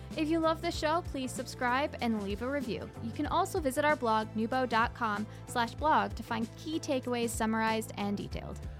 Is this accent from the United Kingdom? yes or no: yes; Scotland, United Kingdom; moved away; I'm from Scotland. I was born there.